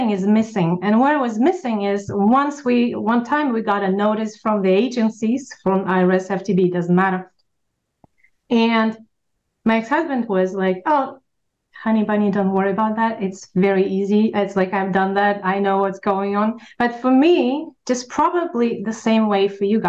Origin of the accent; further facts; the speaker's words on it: Russia; English is a second language; moved away as an adult; now in United States; I am an immigrant from Russia.